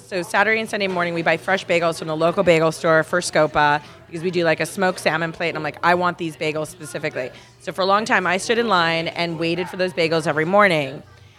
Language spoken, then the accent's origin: English; San Fernando Valley, California, United States; I was raised in the San Fernando Valley.